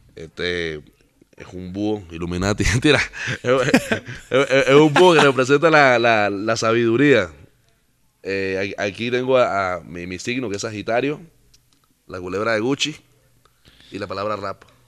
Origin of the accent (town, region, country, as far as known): Panama